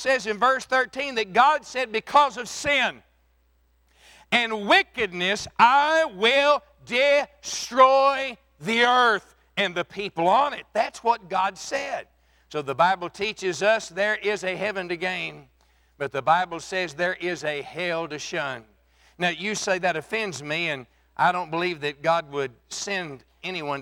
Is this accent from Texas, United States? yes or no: yes; Texas Panhandle, United States; I was born and raised in the Texas Panhandle